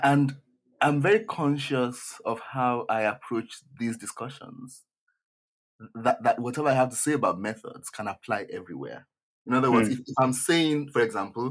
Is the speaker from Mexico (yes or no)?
no; Nigeria; moved away; I grew up in a majority, in fact, an absolutely black society